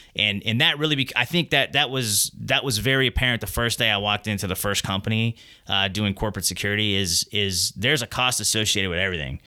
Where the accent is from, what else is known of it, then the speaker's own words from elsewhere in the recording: Texas, United States; I grew up in Texas.